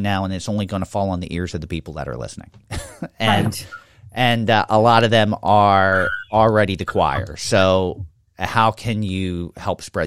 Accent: Levittown, Pennsylvania, United States; as a kid growing up in Levittown

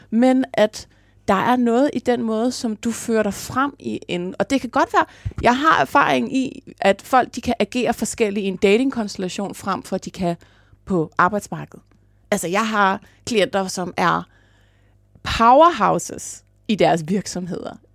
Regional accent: Jutland, Denmark; accent: Jutlandic; jeg snakker jysk normalt.

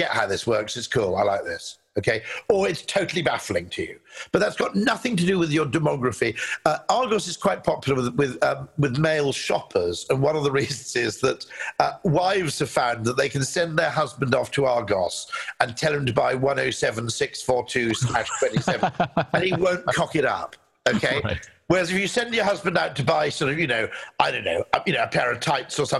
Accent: United Kingdom; as a Brit

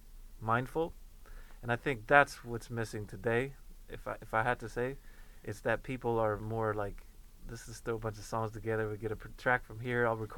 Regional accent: Sweden; moved away; also born or lived in Inglewood; I grew up even in Sweden

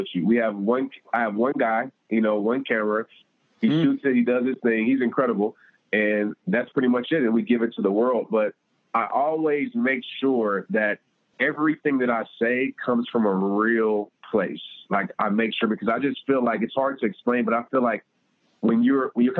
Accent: Fort Worth, Texas, United States; I had my hometown event in Fort Worth

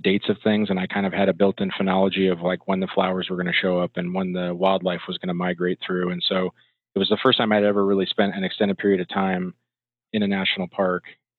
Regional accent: Florida, United States; moved away as an adult; also born or lived in Billings, Montana / Gainesville, Florida; my parents were sick of the cold weather, and they decided that they were going to move to Florida when I was young. So I basically grew up in Florida. I would spend the majority of the school year in Florida

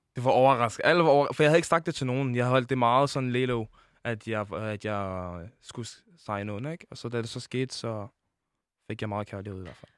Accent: Denmark; Jeg er født i Danmark

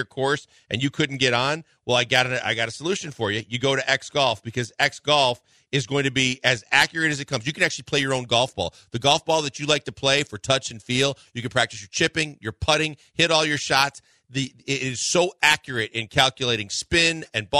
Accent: Midwest, United States; now in Houston, United States; Growing up in the Midwest

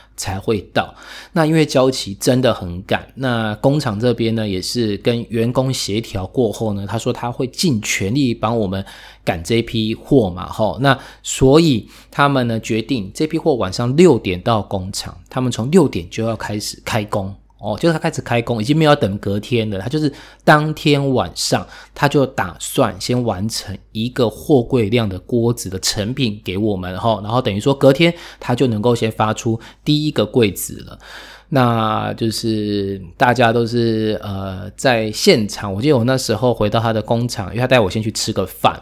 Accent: Taiwan; also born or lived in Taipei; 尤其像我自己在台北

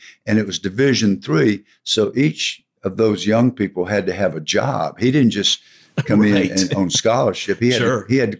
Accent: College Park, Georgia, United States; I grew up in College Park, but my father worked in downtown Atlanta at Rich's department store.

